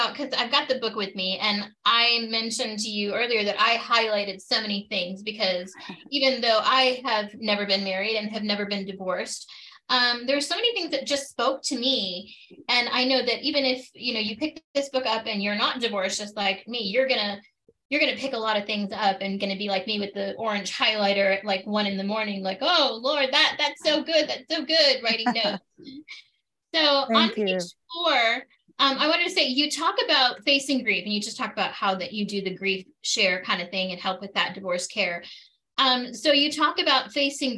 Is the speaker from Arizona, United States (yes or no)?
yes; Arizona, United States; I'm an Arizona born and raised gal.